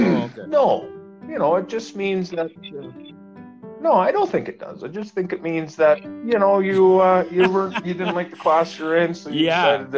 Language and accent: English; Fernie, British Columbia, Canada; moved away; also born or lived in Gimli, Manitoba; I was born in Fernie, British Columbia.